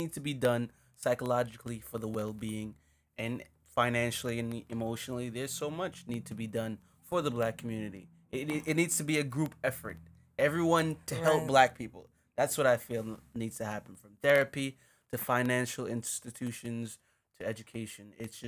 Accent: Jamaica; now in United States; Because we're Jamaican. We're still black, but we're Jamaican. I'd like to say we somehow got radicalized by what we witnessed being here and living American lives.

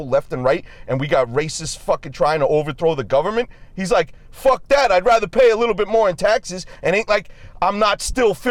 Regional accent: Boston, Massachusetts, United States; I'm from Boston.

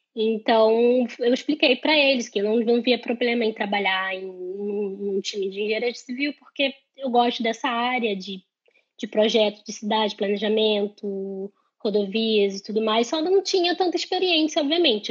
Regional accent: Rio de Janeiro, Brazil; moved away as an adult; now in Ireland; venho do Rio de Janeiro

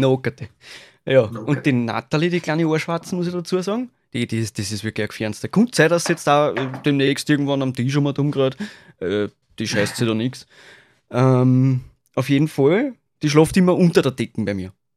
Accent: Austria; als Österreicher

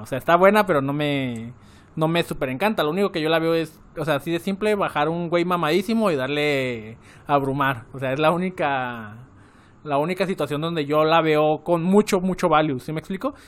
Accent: Guadalajara, Jalisco, Mexico; Yo era de Guadalajara, eh, bueno, soy de Guadalajara

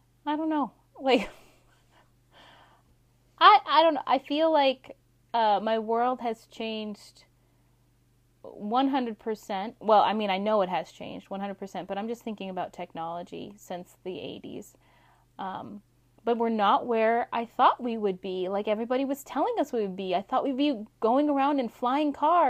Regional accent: Alaska, United States; my home state of Alaska

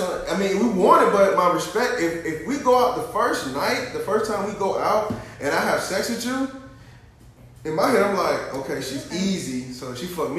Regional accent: the South, United States; I'm from the South.

